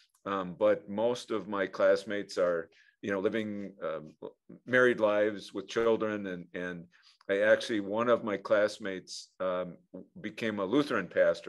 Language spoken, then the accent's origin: English; Fond du Lac, Wisconsin, United States; I grew up in Fond du Lac